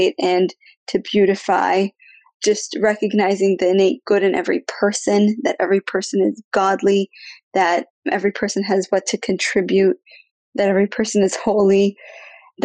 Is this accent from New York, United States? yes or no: no; Kansas, United States; I grew up in Kansas because my parents are shluchim here as well